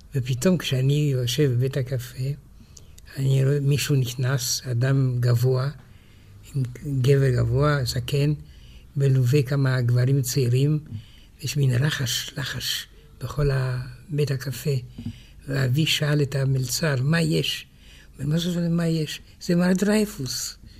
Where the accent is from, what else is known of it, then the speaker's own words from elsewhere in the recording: France; also born or lived in Romania; now in Israel; כשהייתי ילד בצרפת